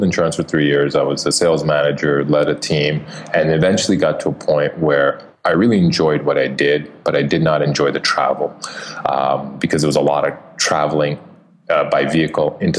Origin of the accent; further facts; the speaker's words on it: Canada; moved away; I am. Some people may pick it up in my accent.